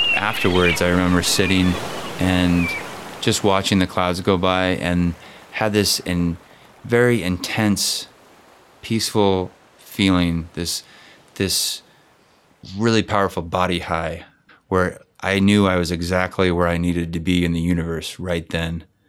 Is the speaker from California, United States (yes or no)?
yes; Bay Area, California, United States; it was nice to be back in the Bay Area